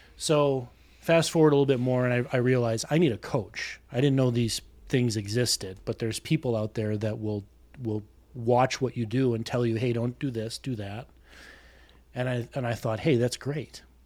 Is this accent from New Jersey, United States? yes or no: no; South Milwaukee, Wisconsin, United States; accent: Midwestern; I've been here all my life, born and raised, uh, South Milwaukee, which is southeastern Wiscon-